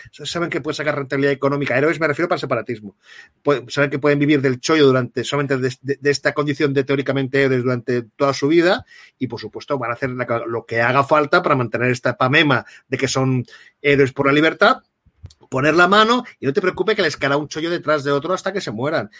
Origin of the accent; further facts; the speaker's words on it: Catalonia, Spain; soy un ciudadano catalán